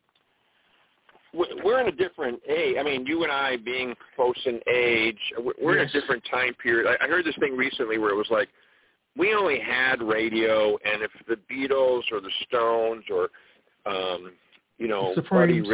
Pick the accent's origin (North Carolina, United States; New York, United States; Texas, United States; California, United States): New York, United States; Buffalo; growing up in Buffalo, New York